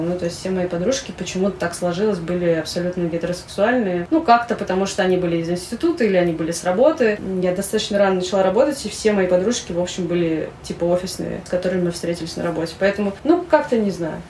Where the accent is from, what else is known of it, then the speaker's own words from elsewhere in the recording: Saint Petersburg, Russia; moved away as an adult; now in Moscow, Russia; Я родилась в Питере, я, я была в Питере, уехала я после института сразу